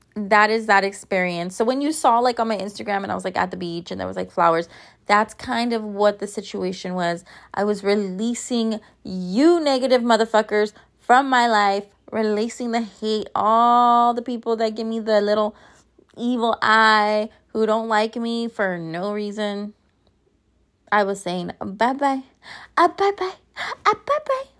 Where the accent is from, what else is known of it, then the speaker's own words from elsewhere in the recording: Los Angeles, California, United States; a Mexican-American, Chicana, born and raised in East Los Angeles